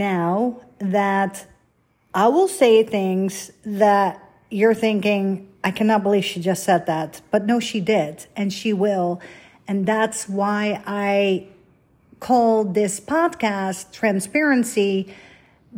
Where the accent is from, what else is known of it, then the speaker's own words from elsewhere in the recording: Netherlands; moved away as an adult; also born or lived in Beverly Hills, California / New York / Florida / Canada; I was born and raised in Holland. So I lived in Holland for 26 years